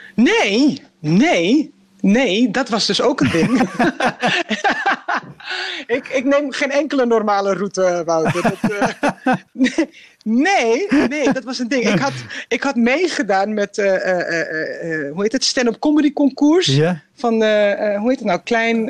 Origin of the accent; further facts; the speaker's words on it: Amsterdam, North Holland, Netherlands; ik ben gewoon een Amsterdammer, weet je, ik ben gewoon een Nederlander.